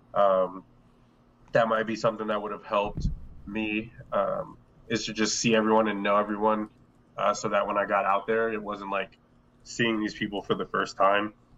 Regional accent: Delaware, United States; we're all from Delaware

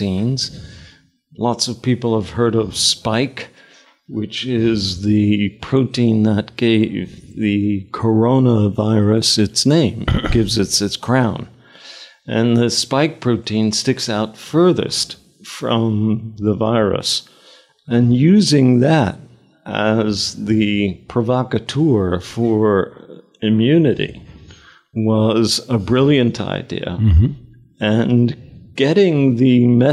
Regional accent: New York City, New York, United States; moved away as an adult; also born or lived in United Kingdom; I grew up in Queens, and my father ran a delicatessen

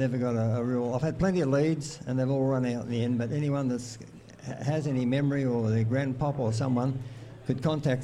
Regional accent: Kalamunda, Western Australia, Australia; I grew up in Kalamunda

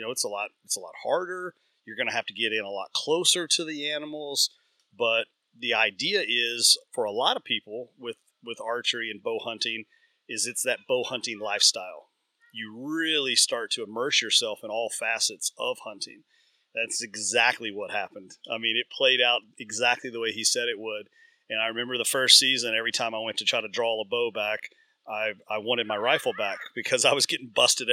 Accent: Central Kentucky, United States; I grew up in Central Kentucky

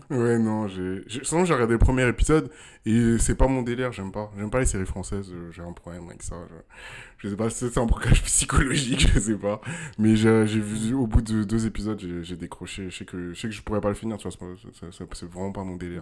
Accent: Ghana; moved away; also born or lived in Togo; j'ai grandi au Ghana

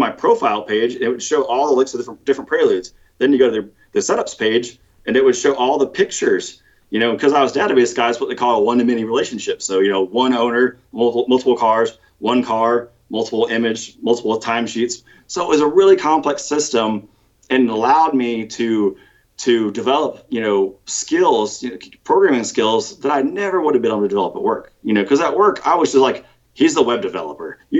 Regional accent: North Carolina, United States; also born or lived in Virginia; So basically, I always like kind of think I grew up in North Carolina, Northern Virginia.

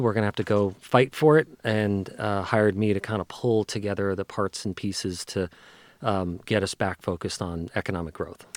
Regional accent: New Jersey, United States; also born or lived in Bronx, New York; now in Seattle, United States; I grew up in New Jersey

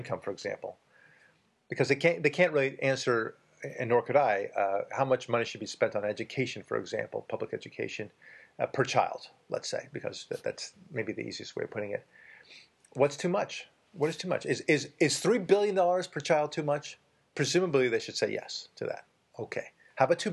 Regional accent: Israel; I'm Jewish and I was born in Israel.

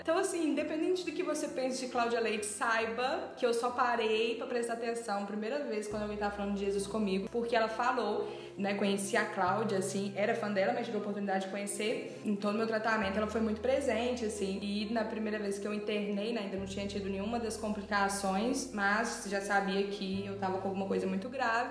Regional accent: Tiradentes, Minas Gerais, Brazil; moved away as an adult; now in Belo Horizonte, Brazil; moro em BH, mas não sou de BH moro aqui há seis anos, sou de Tiradentes

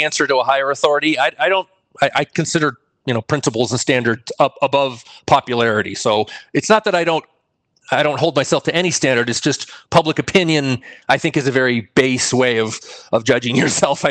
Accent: Connecticut, United States; now in New Mexico, United States; my home state of Connecticut here in New Mexico

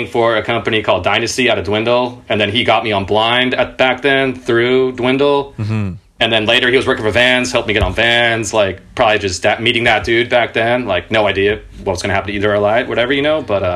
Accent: Irvine, California, United States; I grew up in Orange County in Irvine in Southern California. I moved around a bit before that, but that's around, like, I think we got there when I was in second grade

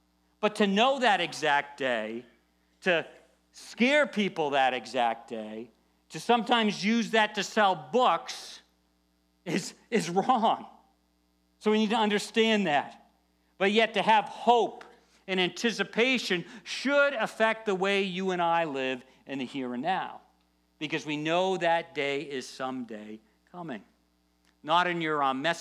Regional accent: United States; we're born in the USA

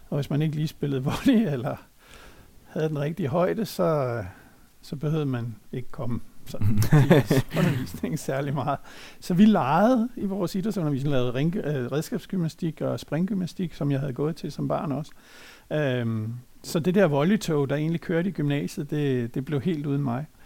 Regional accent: Copenhagen, Capital Region of Denmark, Denmark; jeg er født og opvokset i København i Brøndshøj

